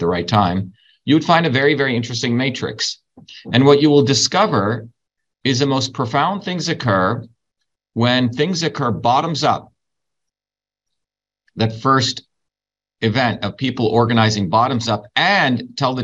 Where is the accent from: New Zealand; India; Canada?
India; now in United States; growing up in India in a caste system